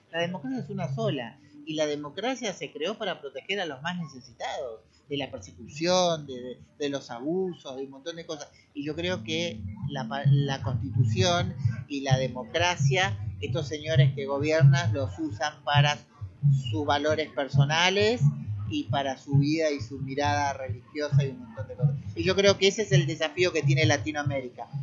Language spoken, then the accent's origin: Spanish; Argentina; en mi país lo estamos viendo, es en Argentina